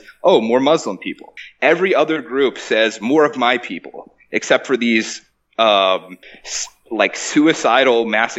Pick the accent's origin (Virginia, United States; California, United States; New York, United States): Virginia, United States; Charlottesville; born or raised there